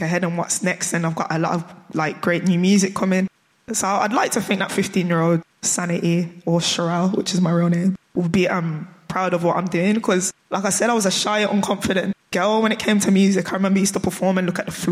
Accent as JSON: {"language": "English", "town": "Birmingham", "region": "West Midlands", "country": "United Kingdom", "said": "a Brummie"}